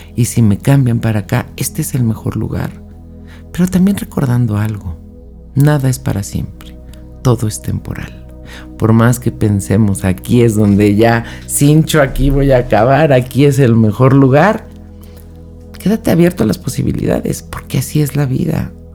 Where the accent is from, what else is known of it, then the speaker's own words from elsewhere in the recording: Mexico; México, que es de donde yo soy